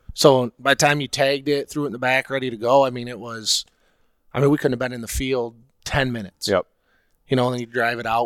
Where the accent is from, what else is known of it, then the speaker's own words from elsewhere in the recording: Oceana County, West Michigan, United States; growing up in Oceana County or you know West Michigan